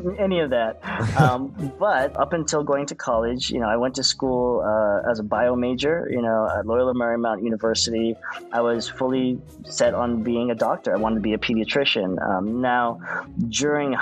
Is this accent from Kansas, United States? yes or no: no; Orange County, California, United States; growing up in Orange County